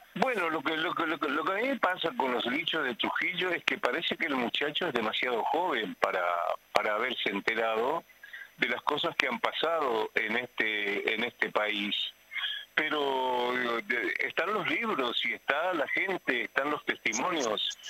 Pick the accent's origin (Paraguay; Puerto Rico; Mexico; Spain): Paraguay; moved away; mi país de origen, que es el Paraguay